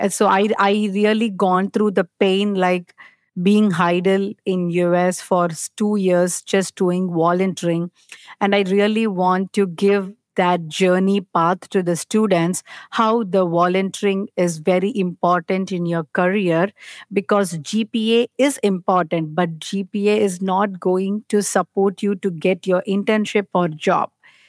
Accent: India; English is a second language; now in United States; After I moved from India to US

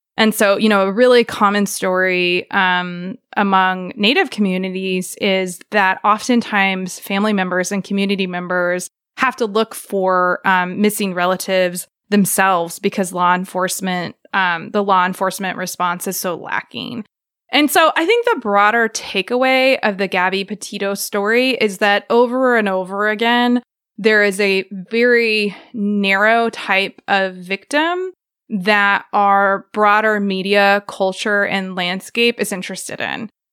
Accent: Joplin, Missouri, United States; also born or lived in Baltimore; now in Tahlequah, United States; I grew up in Joplin, Missouri

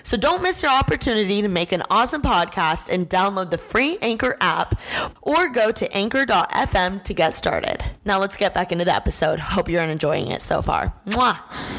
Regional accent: Indiana, United States; moved away; I'm from Indiana.

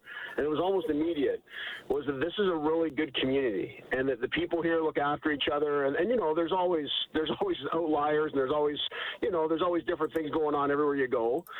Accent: Toronto, Ontario, Canada; now in Edmonton, Canada; I grew up in Toronto, and Toronto's like a really, really big city, right?

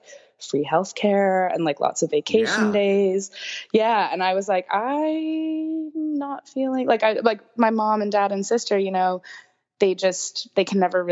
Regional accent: San Francisco, California, United States; moved away as an adult; also born or lived in Glendale, California / Pasadena, California; now in Dublin, Ireland; most of my life growing up in San Francisco

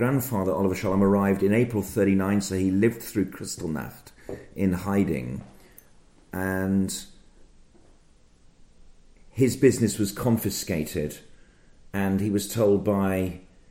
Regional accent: Birmingham, West Midlands, United Kingdom; I'm from Birmingham

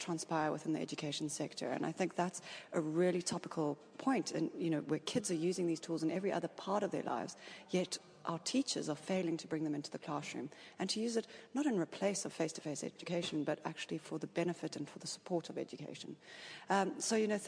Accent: South Africa; I come from South Africa

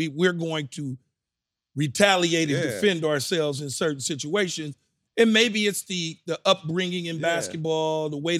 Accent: California, United States; And I'm from California, and I love Steph and Clay and Wiggins and all of them and Looney.

